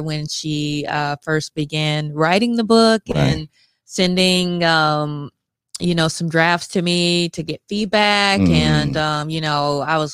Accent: Mississippi, United States; we're both from Mississippi.

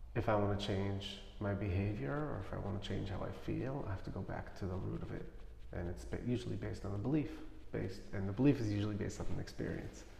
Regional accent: New York City, New York, United States; I grew up in Crown Heights

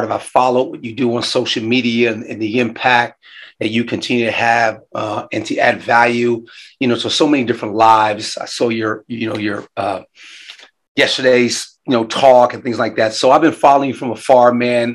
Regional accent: New York, United States; moved away; I am from New York originally

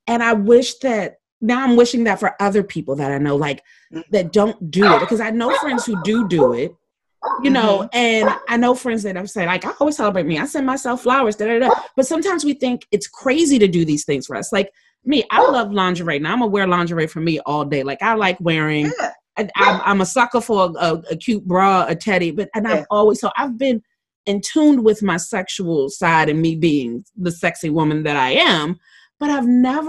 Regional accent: Maryland, United States; I grew up in Maryland

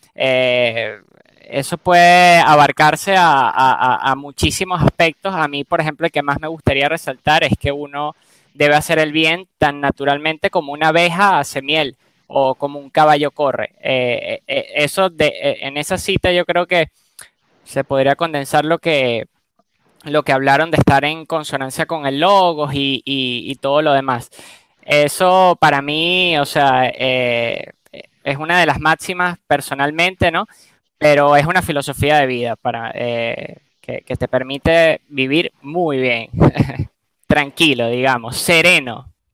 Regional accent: Venezuela; yo nací obviamente en Venezuela

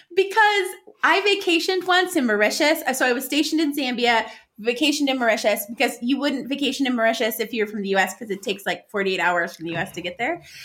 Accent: United States; being American

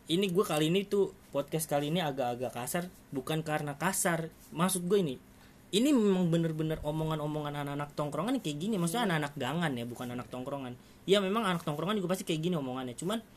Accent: Jakarta, Indonesia; now in Yogyakarta, Indonesia; gue sekarang kerja di Jogja karena gue lahir di Jakarta dan besar di Jakarta

